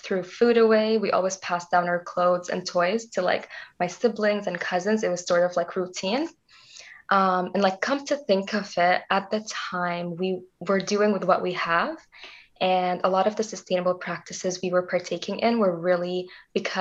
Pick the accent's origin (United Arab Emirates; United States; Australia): United Arab Emirates; Dubai; also born or lived in Canada; now in Waterloo, Canada; I was born in Dubai, and that's where I grew up until my parents decided to move to Canada in 2009